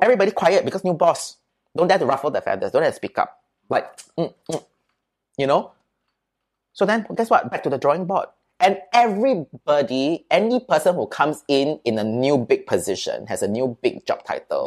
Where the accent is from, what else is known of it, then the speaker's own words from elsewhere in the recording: Singapore; I'm from Singapore